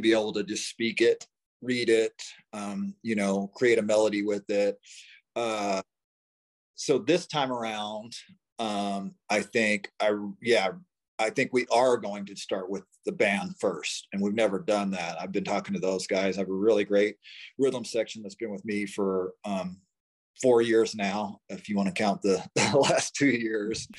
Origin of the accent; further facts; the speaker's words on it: Oklahoma, United States; now in Denver, United States; I grew up in Oklahoma, small town Oklahoma